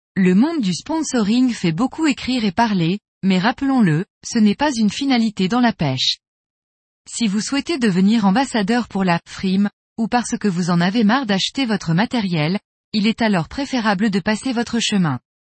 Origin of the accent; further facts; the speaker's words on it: Montpellier, Occitania, France; also born or lived in Tulle; Je suis originaire du sud de la France, de Montpellier